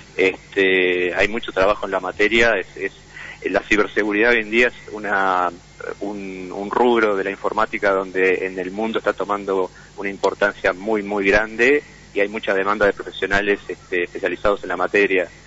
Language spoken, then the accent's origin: Spanish; Montevideo, Uruguay; soy de Montevideo